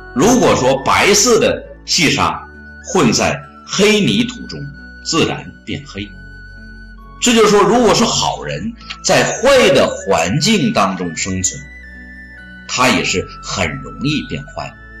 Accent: China; 这是我们中国人的骄傲

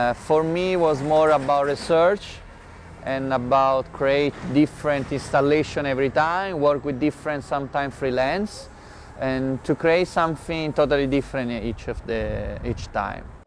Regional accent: Rome, Lazio, Italy; English is a second language; now in Shanghai, China; I'm from Rome

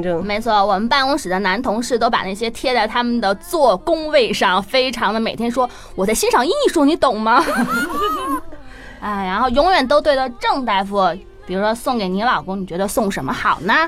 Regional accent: China; 我们中国人

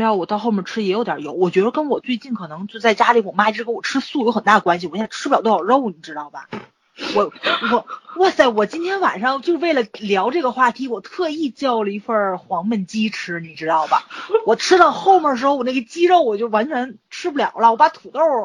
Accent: Northeast China, China; 咱这边儿就比较粗犷，可能咱这边儿比较靠北

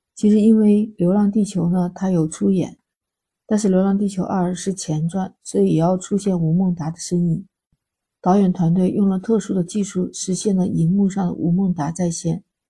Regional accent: China; 我们中国人

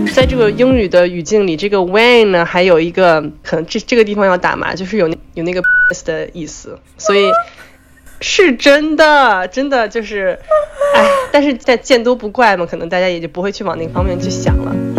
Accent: Beijing, China; moved away as an adult; now in New York, United States; 我是来自北京，住在纽约，在美国九年的

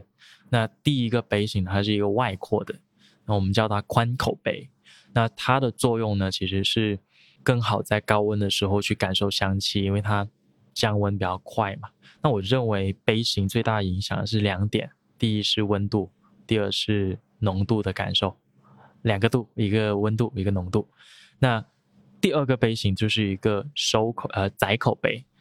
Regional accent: Guangdong, China; 那我会认为，可能因为我是潮汕人，然后我家里爸爸妈妈会喝茶

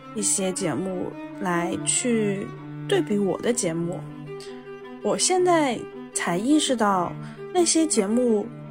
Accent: Jiangsu-Zhejiang area, China; 我出生在江浙地区嘛，然后我们这儿都是商人性格

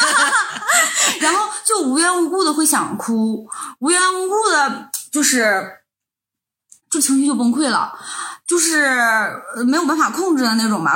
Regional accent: Northeast China, China; now in Europe; 我们来自东北，就是其实东北人

